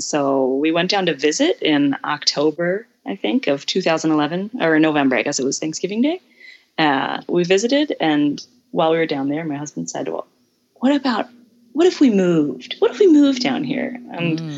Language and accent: English; Southern Alabama, United States; moved away as an adult; now in Brazil; I grew up in Southern Alabama